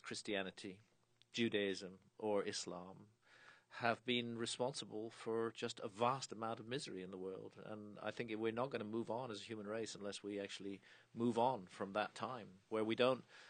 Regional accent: United Kingdom; I'm British

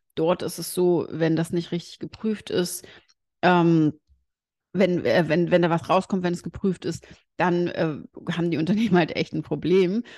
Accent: Germany; bei uns in Deutschland

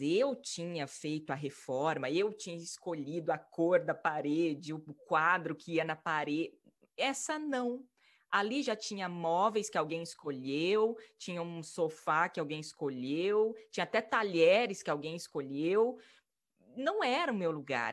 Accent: Maringá, Paraná, Brazil; moved away as an adult; also born or lived in São Paulo / Italy / England; eu, com 21 anos, saí de Maringá, minha cidade natal

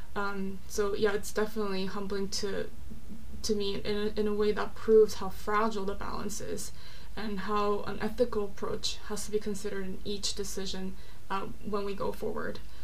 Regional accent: South Korea; also born or lived in Orange County, California, United States / Los Angeles, United States; now in London, United Kingdom; I'm South Korean. I was born and raised in South Korea, but I lived for a long time in California, Orange County, and LA, and now I've lived in London for about two years

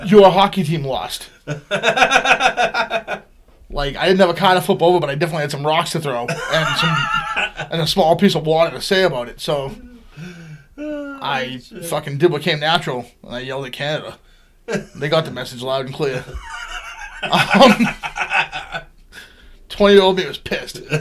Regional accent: Boston, Massachusetts, United States; moved away; I'm from Boston

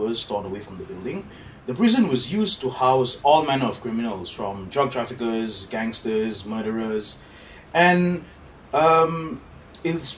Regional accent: Sabah, Malaysia; I'm from Sabah

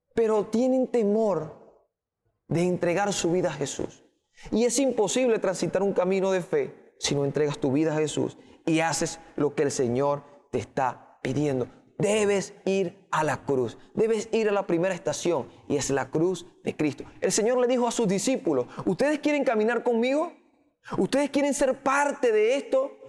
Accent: Venezuela; Creemos como venezolanos

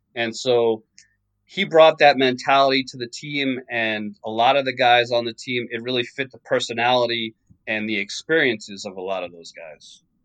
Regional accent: New York, United States; I grew up in in New York.

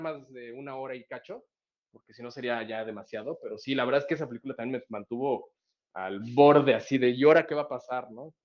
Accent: Mexico; nosotros como mexicanos

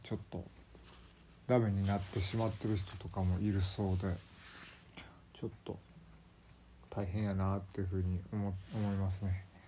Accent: Kansai, Japan; accent: Kansai dialect; also born or lived in Kanto; 5歳まであの完全に関東圏で住んでまして、まあ、そこで要するあのマザータウン母語を習得してでなんか訳も分からず急に親のあの父祖の地である関西ですね。近畿の方に連れてこられて

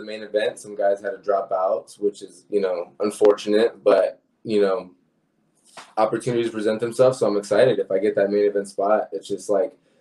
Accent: Penns Grove, New Jersey, United States; moved away; also born or lived in Puerto Rico (ancestry); I'm from Pensgrove, New Jersey, actually. So I visit over there. My family's over there

